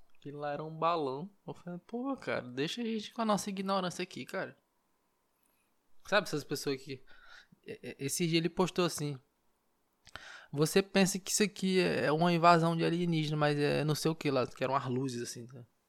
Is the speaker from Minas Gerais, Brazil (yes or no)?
no; Marabá, Pará, Brazil; now in Belém, Brazil; Marabá, lá onde eu nasci, interior